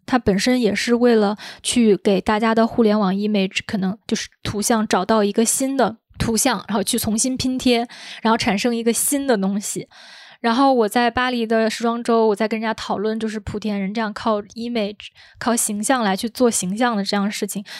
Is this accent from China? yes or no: yes; China; moved away as an adult; also born or lived in United Kingdom; 我觉得我是中国人